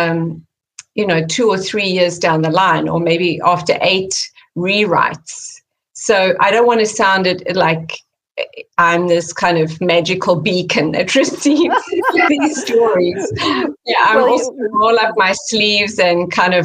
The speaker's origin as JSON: {"language": "English", "country": "South Africa", "tie": "born or raised there", "moved": "as an adult", "lives_now": "California, United States", "said": "growing up in South Africa"}